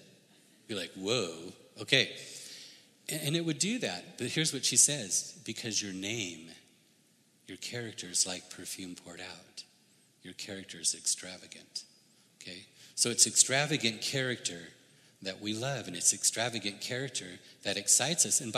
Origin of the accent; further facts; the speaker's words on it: United States; I grew up in the United States.